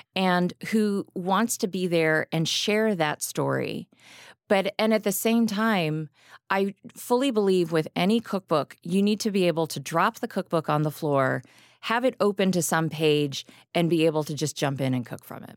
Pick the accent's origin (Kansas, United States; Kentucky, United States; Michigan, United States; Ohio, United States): Kentucky, United States; Lexington; now in Chicago, United States; I grew up in Kentucky.